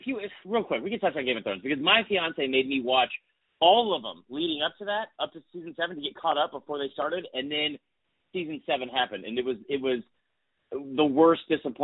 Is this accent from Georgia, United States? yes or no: yes; Atlanta, Georgia, United States; I'm from Atlanta